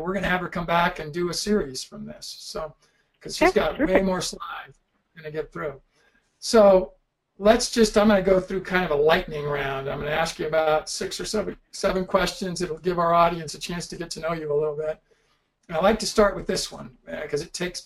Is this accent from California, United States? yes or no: yes; California, United States; I grew up in California, and it was all hard courts.